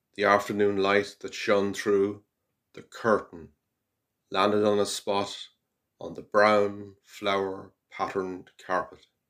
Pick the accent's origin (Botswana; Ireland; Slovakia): Ireland; Carrigallen, Connacht; I'm from Carrigallen in County Leitrim